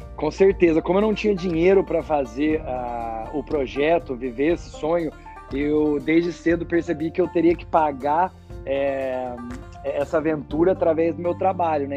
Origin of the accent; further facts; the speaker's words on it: Espírito Santo do Pinhal, São Paulo, Brazil; eu nasci em Espírito Santo do Pinhal, interior de São Paulo